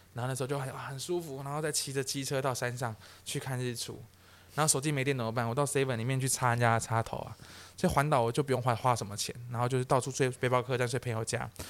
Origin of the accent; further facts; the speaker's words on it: Taiwan; 我是台湾人